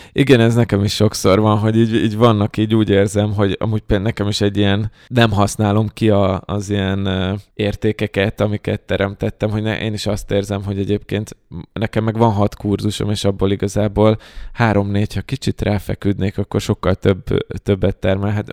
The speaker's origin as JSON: {"language": "Hungarian", "country": "Hungary", "said": "magyarok vagyunk"}